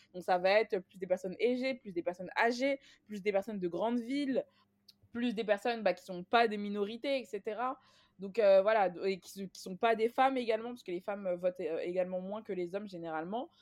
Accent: Clichy-sous-Bois, Île-de-France, France; j'ai grandi à Clichy-sous-Bois

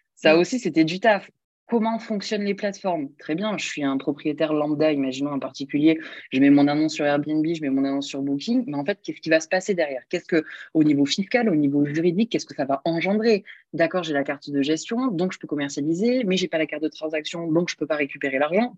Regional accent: Montpellier, Occitania, France; je suis de Montpellier, donc euh, j'ai toujours vécu là

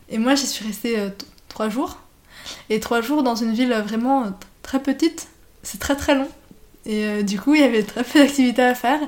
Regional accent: France; je suis française

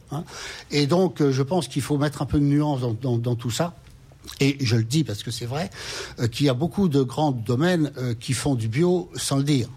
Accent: France; chez nous en France

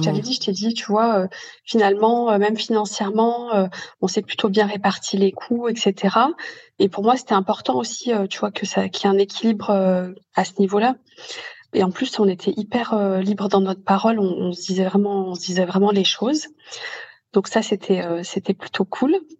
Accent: Lyon, Auvergne-Rhône-Alpes, France; moved away; je suis originaire euh, de Lyon

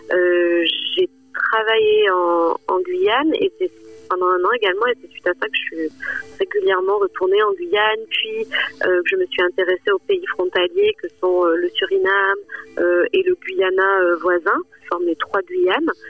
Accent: Figeac, Occitania, France; moved away; also born or lived in New Delhi; moi j'ai grandi dans le Lot, euh, à Figeac

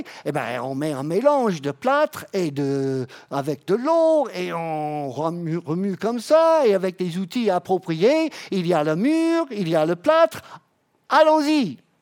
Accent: Florida, United States; French is a second language; moved away as an adult; now in France; je viens de la Floride

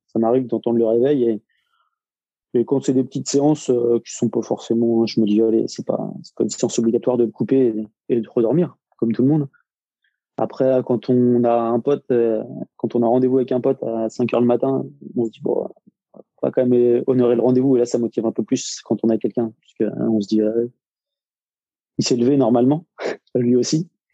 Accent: Nantes, Pays de la Loire, France; also born or lived in Rennes area; now in Rennes, France; à la base, je suis nantais

